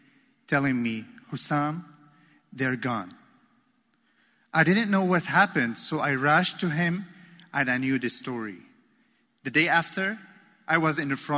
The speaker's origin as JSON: {"language": "English", "town": "Damascus", "region": "Damascus Governorate", "country": "Syria", "tie": "born or raised there", "also_born_or_lived": "Aleppo, Syria", "moved": "as an adult", "lives_now": "Baltimore, United States", "said": "I grew up in Damascus, surrounded by a great family, surrounded with love and support"}